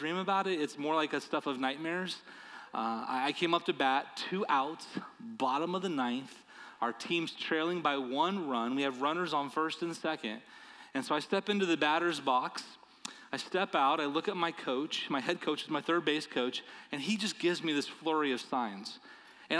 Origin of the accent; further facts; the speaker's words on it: Georgia, United States; also born or lived in Illinois; we moved from Illinois to Georgia